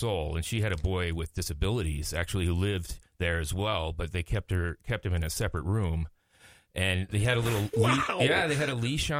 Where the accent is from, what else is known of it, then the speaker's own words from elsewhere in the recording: Inver Grove Heights, Minnesota, United States; I grew up in Invergrove Heights.